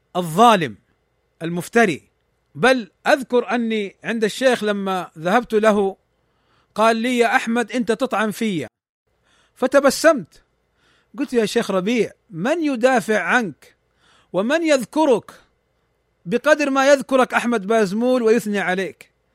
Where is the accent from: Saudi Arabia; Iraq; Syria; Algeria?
Saudi Arabia; عندنا في المملكة العربية السعودية